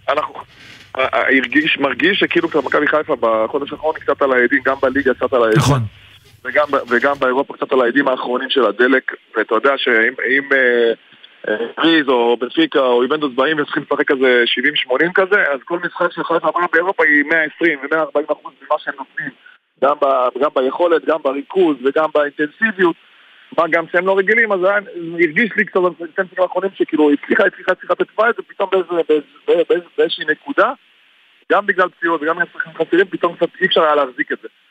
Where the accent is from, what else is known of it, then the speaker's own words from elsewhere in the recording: Haifa, Haifa District, Israel; אני גדלתי בחיפה, אני גדלתי ירוק, המשפחה שלי ירוקה, יש לי עוד... הורים ואחים בחיפה